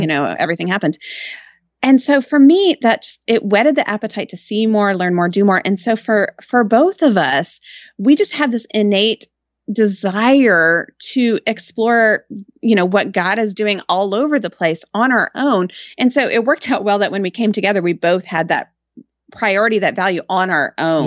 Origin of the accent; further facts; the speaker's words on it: Austin, Texas, United States; also born or lived in Georgetown; I was born and raised in Austin